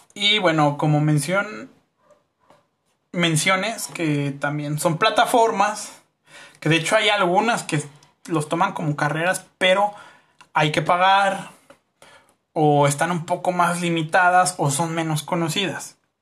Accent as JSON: {"language": "Spanish", "country": "Mexico", "said": "como raza, ya ni siquiera como sociedad mexicana"}